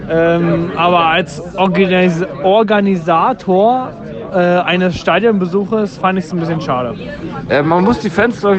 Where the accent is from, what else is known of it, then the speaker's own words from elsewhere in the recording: Berlin, Germany; Ja, gut, als Düssen-Fan und als äh, Berliner äh, war es ja ein gerechtes Ergebnis.